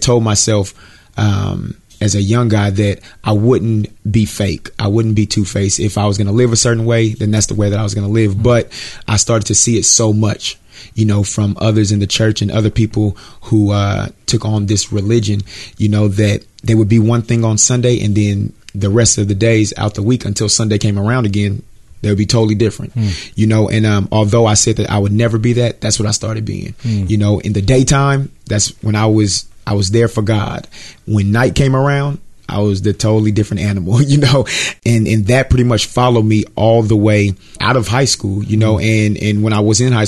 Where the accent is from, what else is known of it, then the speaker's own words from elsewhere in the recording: Richmond, California, United States; I'm from Richmond, California, which is in Northern California, San Francisco Bay Area.